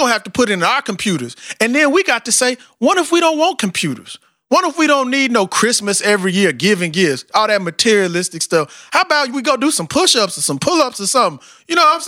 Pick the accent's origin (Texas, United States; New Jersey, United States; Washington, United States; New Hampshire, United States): Texas, United States; You got me from Texas, my country, African self.